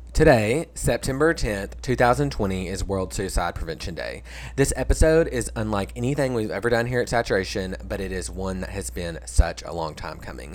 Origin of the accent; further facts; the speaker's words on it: Stuttgart, Arkansas, United States; Stuttgart, Arkansas, my hometown